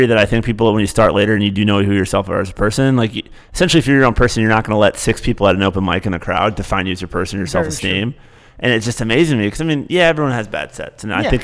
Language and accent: English; Michigan, United States; now in New York City, United States; I'm from Michigan